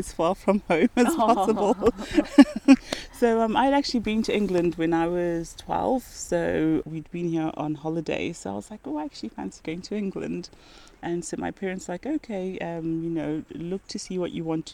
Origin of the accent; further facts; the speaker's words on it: Zimbabwe; moved away as an adult; also born or lived in Mutare, Zimbabwe / Harare, Zimbabwe / Bulawayo, Zimbabwe; now in United Kingdom; I grew up in Zimbabwe. Very lucky in that I managed to live in all three major cities. So I was born in Mutare